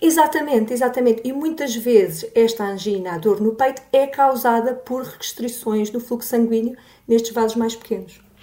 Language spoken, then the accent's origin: Portuguese; Olhão, Algarve, Portugal; moved away; eu sou natural de Olhão, uh, tive bastantes anos fora e agora voltei para cá